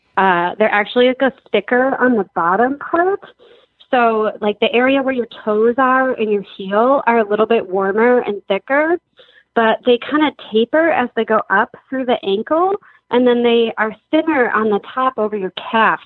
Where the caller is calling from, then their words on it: Madison, Wisconsin, United States; I am calling today from Madison, Wisconsin, and I'm a driver